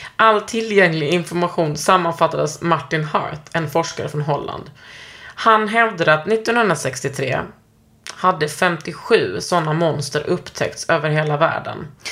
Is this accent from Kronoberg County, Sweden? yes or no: no; Gunnesbo, Skåne, Sweden; Jag är från Gunnesbo. Det var inte så jävla kul att växa upp där